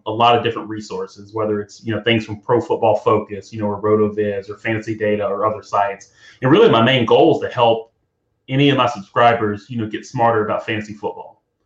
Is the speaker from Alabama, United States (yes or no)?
yes; Alabama, United States; moved away as an adult; also born or lived in Louisiana / New Orleans; now in Dallas, United States; But born and raised in Alabama, college in Louisiana, had a Nickel State. Lived in New Orleans, but then Hurricane Katrina is actually what brought me to the Dallas area.